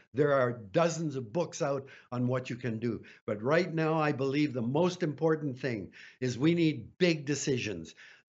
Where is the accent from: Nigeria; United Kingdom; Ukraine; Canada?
Canada; I'm a Canadian